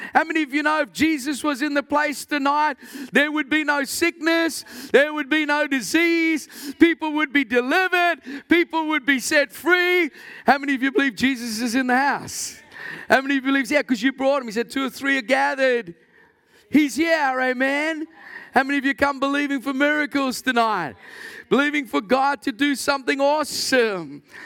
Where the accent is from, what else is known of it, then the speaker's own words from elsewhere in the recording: South Africa; moved away; I came from South Africa originally